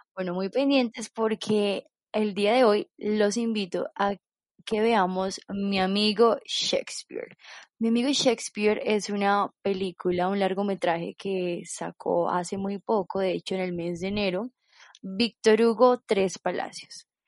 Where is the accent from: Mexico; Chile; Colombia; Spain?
Colombia; nosotros como colombianos